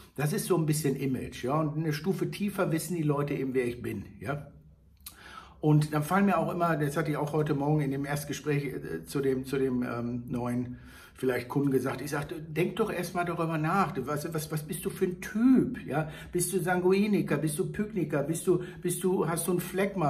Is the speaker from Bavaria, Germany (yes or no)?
no; Hagen, North Rhine-Westphalia, Germany; moved away; meine alte Heimat Hagenhaspe bedenken. Da war ja früher Brandzwieback zu Hause. Ich bin mit den Brandleuten in den Kindergarten gegangen